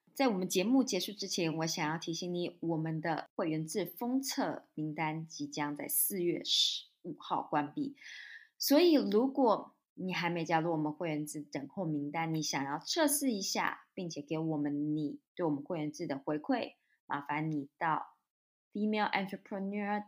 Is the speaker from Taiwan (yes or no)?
yes; Taiwan; moved away; 我也是台湾出生长大